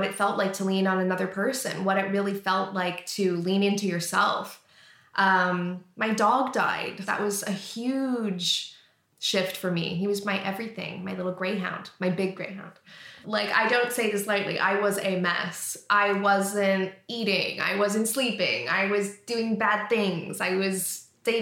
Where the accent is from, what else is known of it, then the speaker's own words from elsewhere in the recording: Canada; moved away as an adult; now in England; I lived in Canada. I'm from Canada.